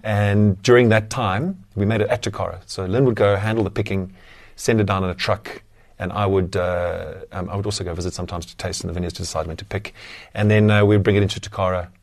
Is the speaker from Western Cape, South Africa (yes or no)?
yes; Somerset West, Western Cape, South Africa; I grew up in Somerset West, so not on the beach, but very close to Strand